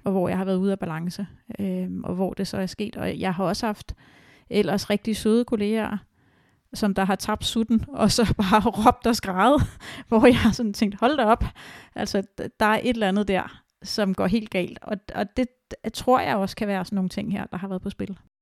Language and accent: Danish; Denmark